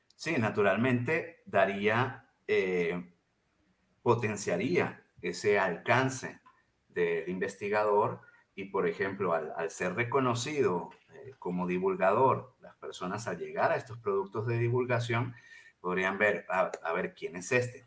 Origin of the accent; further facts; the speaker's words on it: Venezuela; also born or lived in Mexico; now in Chihuahua, Mexico; yo soy originalmente venezolano